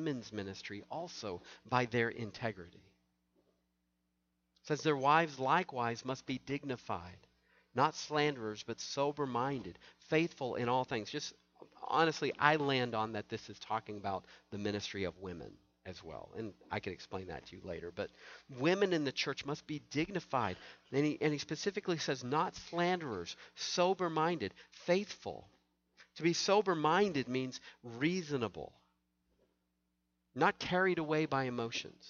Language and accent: English; the South, United States; I grew up in the South